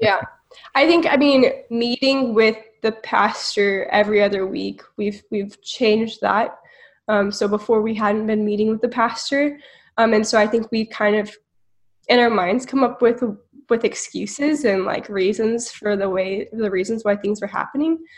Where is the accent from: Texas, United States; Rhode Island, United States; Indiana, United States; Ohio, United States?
Texas, United States; Houston; now in College Station, United States; I grew up in Houston and moved to College Station